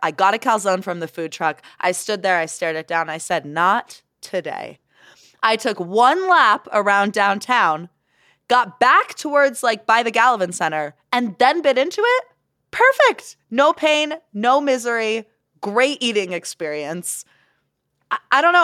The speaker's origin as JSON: {"language": "English", "country": "Canada", "moved": "yes", "lives_now": "Salt Lake City, United States", "said": "I'm Canadian"}